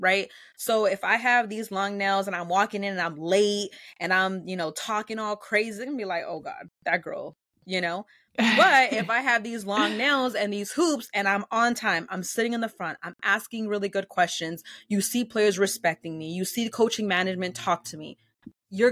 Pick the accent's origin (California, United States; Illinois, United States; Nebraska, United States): California, United States; Los Angeles; first language Spanish; English is a second language; also born or lived in Pasadena; being in LA and being in Los Angeles and growing up in California